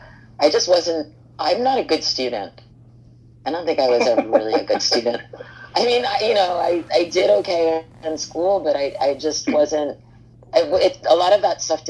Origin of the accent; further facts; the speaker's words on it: Hoboken, New Jersey, United States; I grew up in Hoboken in New Jersey